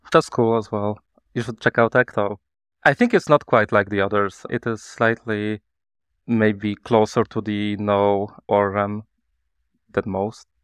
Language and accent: English; Poland; I'm from Poland. I'm based in, uh, Kraków, Poland.